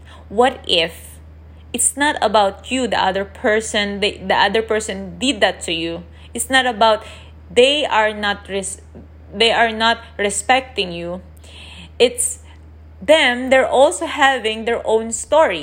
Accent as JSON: {"language": "English", "country": "Philippines", "said": "I'm Asian, I'm from the Philippines"}